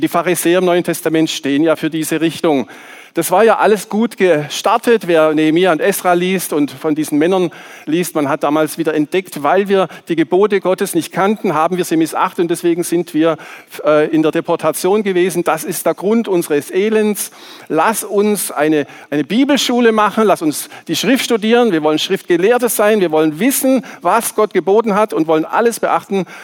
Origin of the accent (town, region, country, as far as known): Swabia, Baden-Württemberg, Germany; born or raised there; accent: Swabian